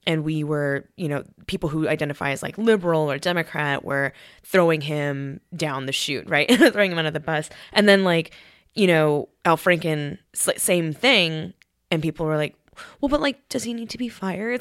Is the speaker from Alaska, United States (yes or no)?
no; Colorado, United States; my, my brother and I are Korean, and we were raised in Colorado.